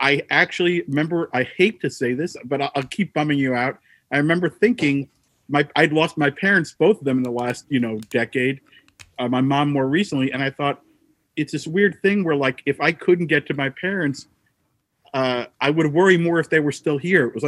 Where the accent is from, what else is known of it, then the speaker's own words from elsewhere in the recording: New Jersey, United States; I'm a guy from New Jersey of a certain age